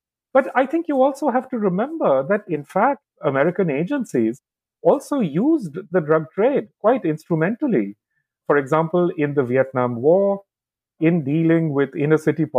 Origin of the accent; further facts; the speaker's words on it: India; Growing up in India, China was completely absent from my life, from my imaginative life, really.